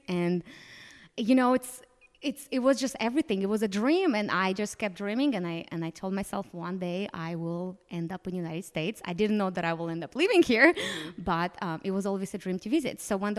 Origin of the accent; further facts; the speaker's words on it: Moldova; Moldova specifically, just going to my home country, like, let's go explore the rest of the world.